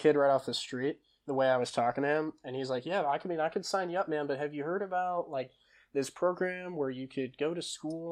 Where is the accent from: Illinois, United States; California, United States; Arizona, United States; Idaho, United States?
Illinois, United States; Deerfield; I grew up, I'm originally from Illinois. I went to high school in Deerfield, Illinois